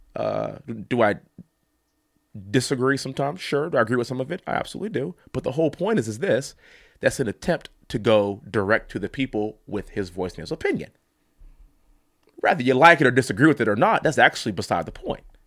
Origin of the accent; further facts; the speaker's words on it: Texas, United States; also born or lived in Ithaca, New York; I am a Texan. I come from an energy capital of the world